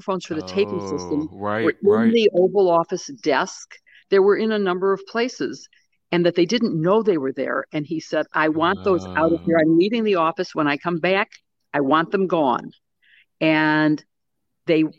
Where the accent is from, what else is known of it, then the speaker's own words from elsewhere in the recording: Chicago, Illinois, United States; I'm from Chicago.